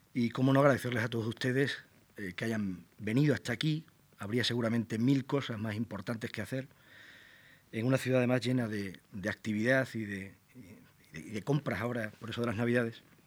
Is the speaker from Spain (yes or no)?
yes; Plasencia, Extremadura, Spain; mi ciudad natal, Plasencia, y sus contornos, los valles